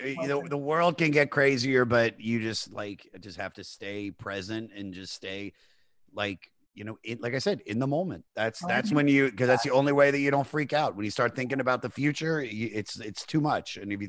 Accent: Maryland, United States; also born or lived in Los Angeles; now in New York, United States; Washington DC area. So Maryland. And I moved out to LA in 2007

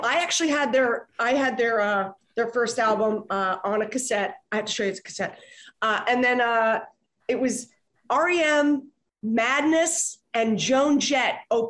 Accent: Philadelphia, Pennsylvania, United States; I'm from Philly. I am.

